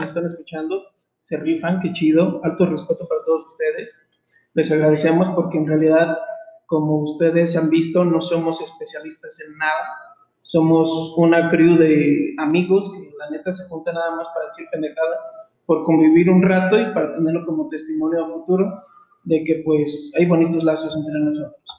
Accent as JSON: {"language": "Spanish", "country": "Mexico", "said": "como todo mexicano"}